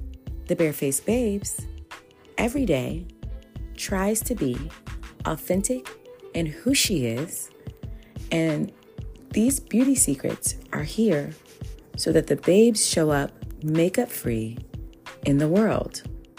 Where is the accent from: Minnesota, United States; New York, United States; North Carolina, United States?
New York, United States; Brooklyn; Like, I'm from Brooklyn, this is who I am.